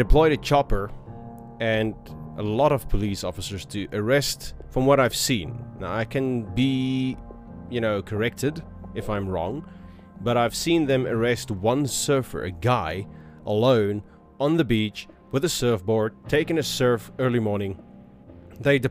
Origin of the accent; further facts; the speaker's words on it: South Africa; I am from South Africa